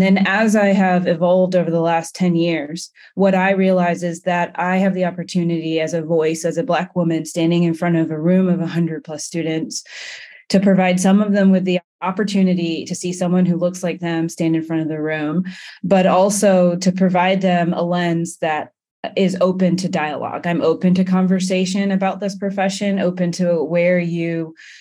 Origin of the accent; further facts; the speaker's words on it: England, United Kingdom; now in United States; I am a Black woman architect and I hail from England